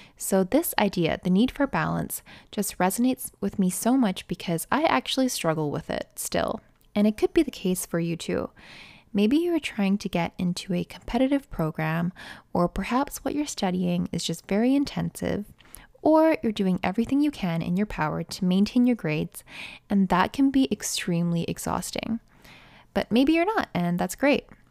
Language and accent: English; Canada; I'm a Canadian nursing student